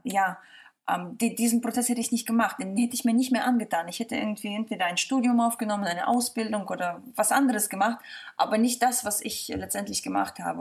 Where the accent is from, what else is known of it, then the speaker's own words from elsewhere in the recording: Mönchengladbach, North Rhine-Westphalia, Germany; also born or lived in Kazakhstan; now in Hamburg, Germany; ich komme aus München-Gladbach